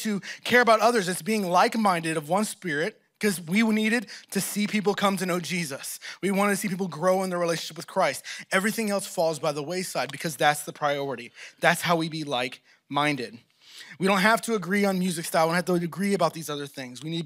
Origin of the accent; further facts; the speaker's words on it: Texas, United States; moved away as an adult; also born or lived in Oklahoma; now in Philadelphia, United States; I'm from Texas